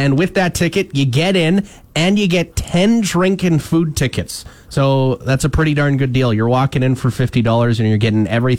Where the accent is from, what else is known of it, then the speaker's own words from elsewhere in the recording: Wakaw, Saskatchewan, Canada; when I made my way back to Waka, actually, because whenever I go back to my hometown